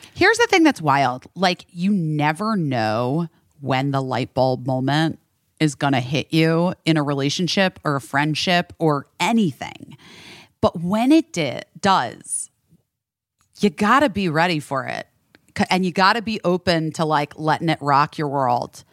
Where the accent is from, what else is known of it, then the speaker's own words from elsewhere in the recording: Arizona, United States; growing up in Arizona.